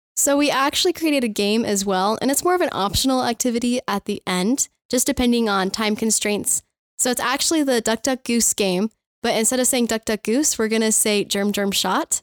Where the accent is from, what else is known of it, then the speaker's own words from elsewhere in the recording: Firestone, Colorado, United States; I am from Firestone, Colorado.